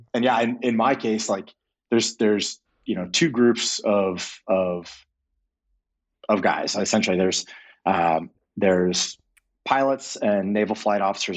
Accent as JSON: {"language": "English", "town": "Clearwater", "region": "Florida", "country": "United States", "tie": "born or raised there", "said": "I grew up in Clearwater, Florida, um, right outside of, of Tampa"}